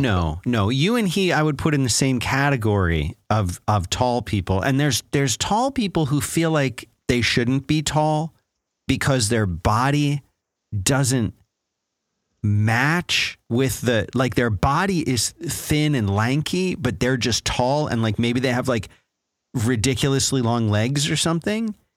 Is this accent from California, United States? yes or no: no; Philadelphia, Pennsylvania, United States; moved away; I grew up in Philadelphia